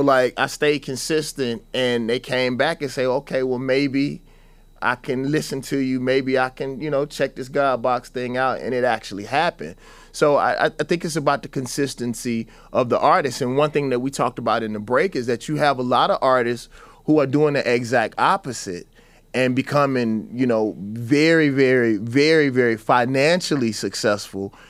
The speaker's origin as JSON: {"language": "English", "region": "the South", "country": "United States", "said": "I was always taught as a Southerner"}